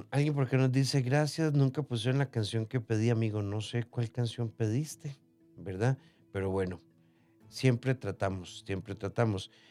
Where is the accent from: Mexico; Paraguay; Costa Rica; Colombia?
Costa Rica; Nicoya, Guanacaste; Soy de Nicoya y me encantan este tipo de temas.